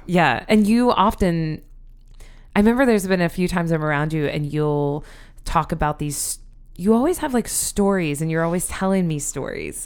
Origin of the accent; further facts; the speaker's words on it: Sioux City, Iowa, United States; moved away as an adult; now in Philadelphia, United States; We're both from Sioux City, Iowa